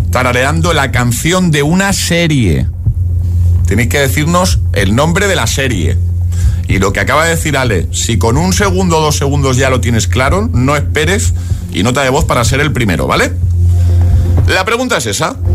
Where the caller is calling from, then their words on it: Zaragoza, Aragon, Spain; Buenos días … de Zaragoza